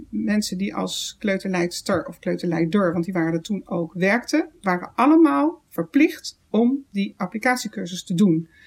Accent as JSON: {"language": "Dutch", "town": "The Hague", "region": "South Holland", "country": "Netherlands", "moved": "yes", "said": "ik kom uit Den Haag"}